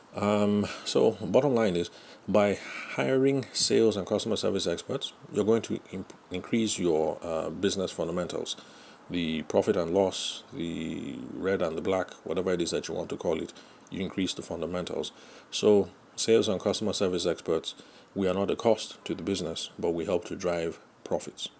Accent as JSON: {"language": "English", "country": "Nigeria", "said": "I'm Nigerian"}